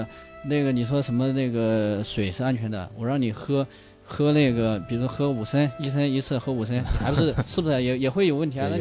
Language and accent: Chinese; China; 其实我们中国人喜欢